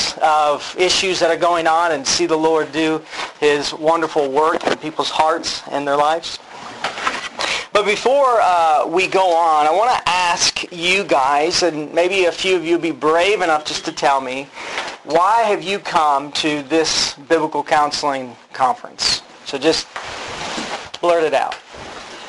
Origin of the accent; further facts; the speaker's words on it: Vermilion, Ohio, United States; now in Louisville, United States; I'm actually from Ohio, from Vermilion, Ohio